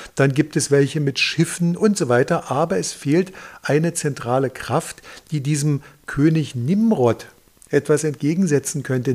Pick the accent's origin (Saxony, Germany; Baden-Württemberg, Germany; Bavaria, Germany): Saxony, Germany; Dresden; als Dresdner